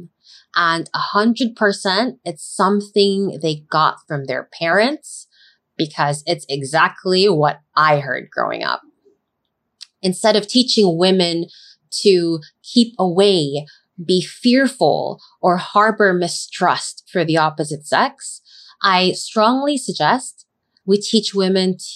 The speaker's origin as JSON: {"language": "English", "country": "Philippines", "tie": "born or raised there", "said": "Growing up in the Philippines"}